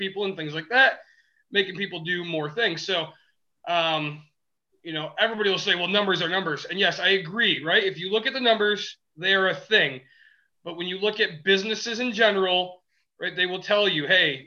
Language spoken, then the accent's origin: English; West Michigan, United States; we are from West Michigan, the Midwest